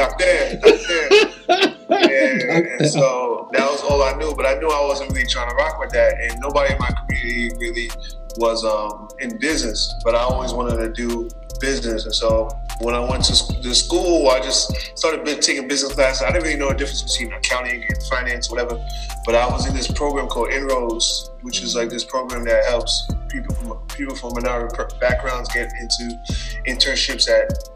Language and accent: English; New York City, New York, United States; moved away as an adult; now in New Jersey, United States; Born and raised in Queens